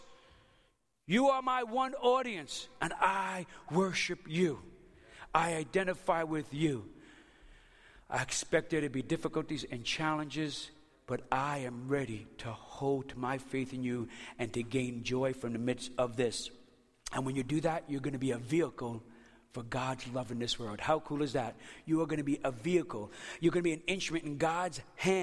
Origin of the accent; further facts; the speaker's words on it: New York City, New York, United States; moved away; I'm from Brooklyn, the city.